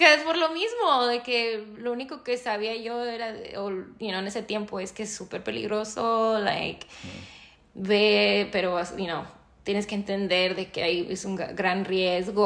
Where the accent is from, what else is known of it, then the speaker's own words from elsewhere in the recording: United States; also born or lived in Mexico; I've lived my life, my entire life here. I came here when I was 3 years old